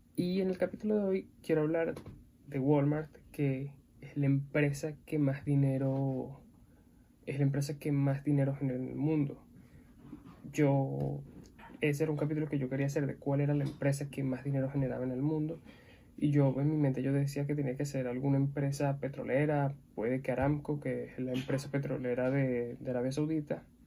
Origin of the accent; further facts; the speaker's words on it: Venezuela; soy venezolano